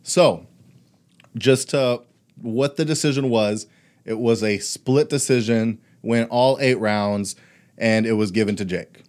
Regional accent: Houston, Texas, United States; also born or lived in Brownsville, Texas; I was a year old when I moved to Houston

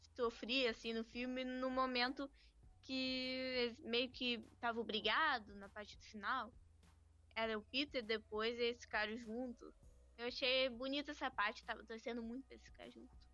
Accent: Alvorada, Rio Grande do Sul, Brazil; Eu sou de Alvorada

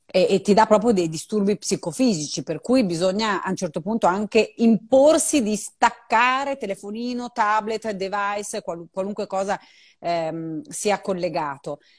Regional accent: Emilia-Romagna, Italy; so fare un'unica cosa da romagnola

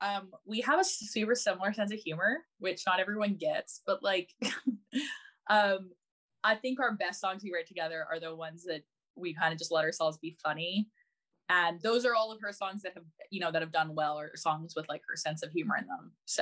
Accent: Chicago, Illinois, United States; born there; So but I was born in Chicago, kind of by fluke, but because of that I have an American passport.

